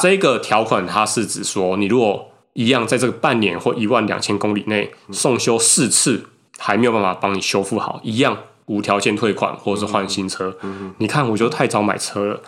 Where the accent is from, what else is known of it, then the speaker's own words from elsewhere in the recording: Taiwan; 我们台湾这边还好